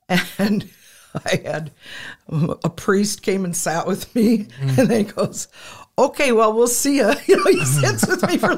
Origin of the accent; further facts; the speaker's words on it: Madison, South Dakota, United States; I grew up in probably a typical white family in Madison, South Dakota.